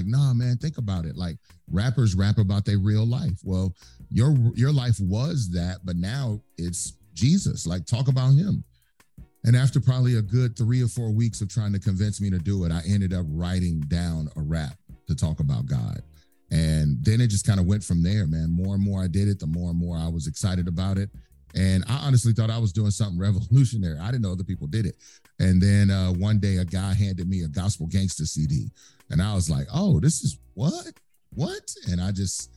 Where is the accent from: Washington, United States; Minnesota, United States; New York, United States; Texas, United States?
Texas, United States; I grew up in Texas